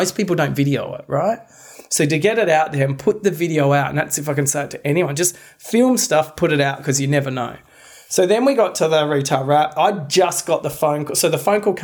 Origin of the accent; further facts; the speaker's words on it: Australia; we're Australian